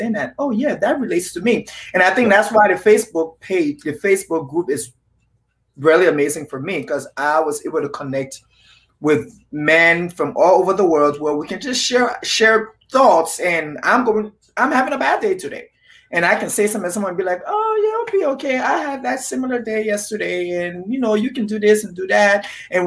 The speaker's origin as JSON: {"language": "English", "country": "Liberia", "moved": "yes", "lives_now": "United States", "said": "I am originally from Liberia, West Africa"}